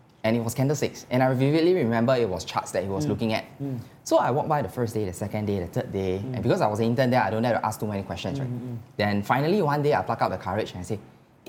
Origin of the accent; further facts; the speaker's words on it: Singapore; being a Singaporean